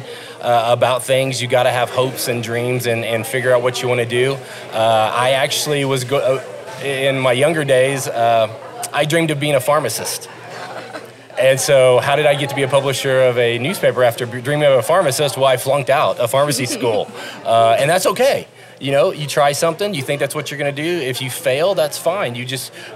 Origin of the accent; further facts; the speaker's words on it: Muskogee, Oklahoma, United States; moved away as an adult; also born or lived in Weatherford, Oklahoma / Fond du Lac, Wisconsin / Montgomery, Alabama / Shreveport, Louisiana; I grew up in Muskogee, Oklahoma.